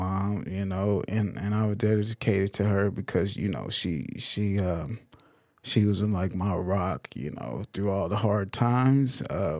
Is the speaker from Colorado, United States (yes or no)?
yes; Denver, Colorado, United States; I have an older brother and sister, so it's five of us. And we grew up in the Denver area.